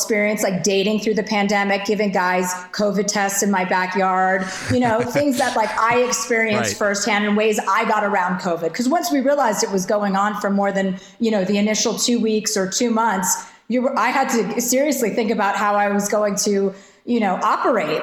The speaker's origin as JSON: {"language": "English", "region": "New Jersey", "country": "United States", "said": "I'm from New Jersey."}